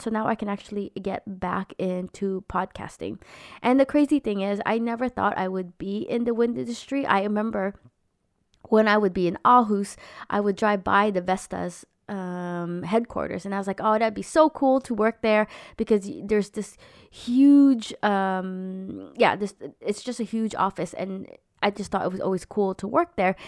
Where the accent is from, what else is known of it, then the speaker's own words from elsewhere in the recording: United States; moved away; I'm an American Filipino mom trying to find her way in a foreign country